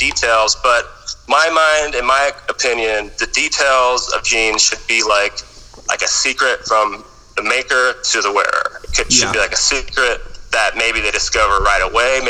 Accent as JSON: {"language": "English", "area": "Bay Area", "region": "California", "country": "United States", "tie": "born or raised there", "said": "was born and raised in the Bay Area, and I'm half Japanese, half American, you know, born and raised, lived in California my whole life"}